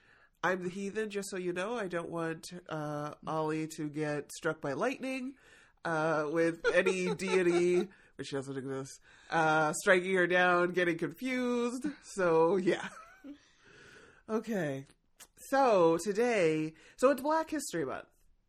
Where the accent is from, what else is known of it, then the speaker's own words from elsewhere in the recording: United States; born there; I was born here in America, so don't come for me and put me in a camp or something. And my mom and dad came from the Caribbean.